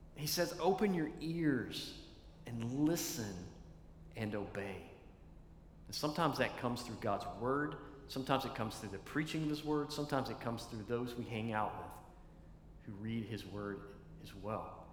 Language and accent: English; East Tennessee, United States; When I was a kid, I was a little guy and uh, growing up in Tennessee